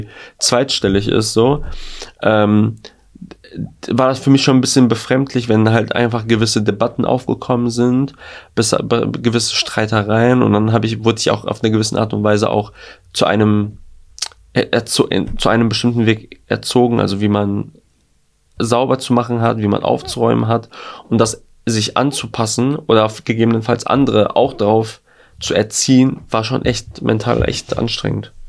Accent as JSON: {"language": "German", "town": "Gelsenkirchen", "region": "North Rhine-Westphalia", "country": "Germany", "said": "in Gelsenkirchen, in meiner Stadt Geleg"}